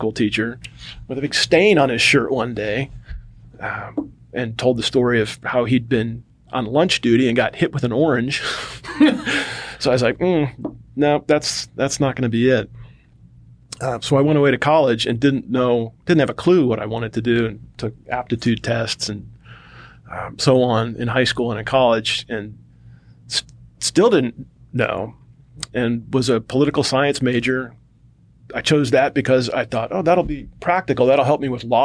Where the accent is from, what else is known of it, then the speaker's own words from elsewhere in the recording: Cleveland, Ohio, United States; moved away as an adult; also born or lived in North Carolina; my experience growing up, and I'm from Cleveland, Ohio, or the suburbs outside of Cleveland